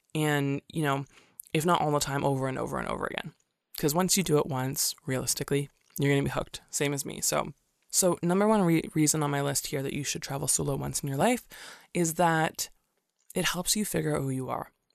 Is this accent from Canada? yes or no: yes; Canada; also born or lived in Singapore; I'm from Canada